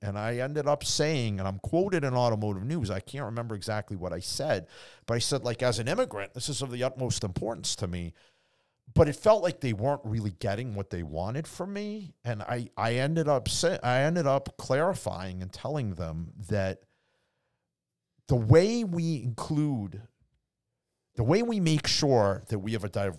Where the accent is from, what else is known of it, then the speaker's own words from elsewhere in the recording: Boston, Massachusetts, United States; grew up in Boston where you meet all kinds. You meet real people, you meet fake people.